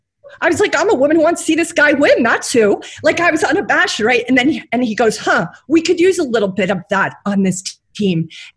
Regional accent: New York City, New York, United States; I'm a New Yorker.

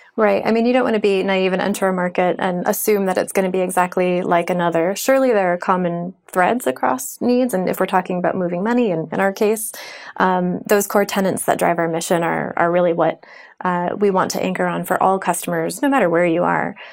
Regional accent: United States; I'm American

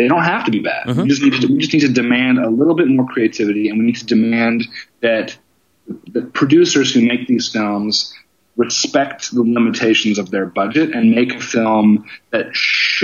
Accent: Seattle, Washington, United States; moved away as an adult; also born or lived in Los Angeles; I grew up in the Northwest. I'm a Seattle guy.

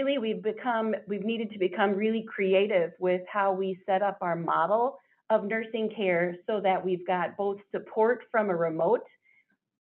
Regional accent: Iowa, United States; now in Wisconsin, United States; I grew up in Iowa

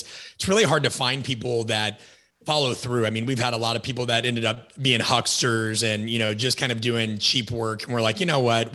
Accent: Nebraska, United States; moved away as an adult; also born or lived in Kansas / Illinois; I'm from Nebraska originally, went undergrad K-State, grad school, Southern Illinois

